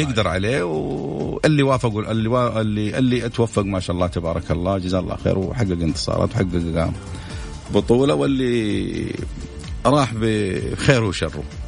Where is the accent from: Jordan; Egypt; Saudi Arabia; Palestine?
Saudi Arabia; نحن كمواطنين سعوديين